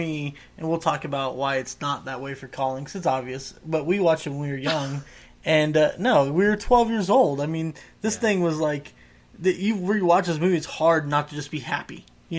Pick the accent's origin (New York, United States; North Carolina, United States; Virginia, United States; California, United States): California, United States; Southern; We grew up in Southern California.